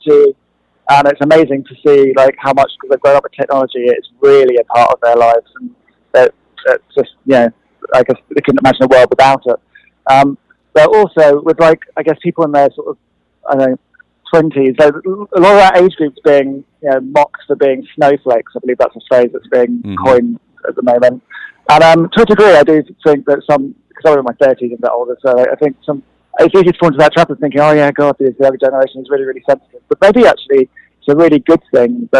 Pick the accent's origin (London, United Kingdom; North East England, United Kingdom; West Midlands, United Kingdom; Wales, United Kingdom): London, United Kingdom; I grew up in London, and we were constantly being bombed by the IRA.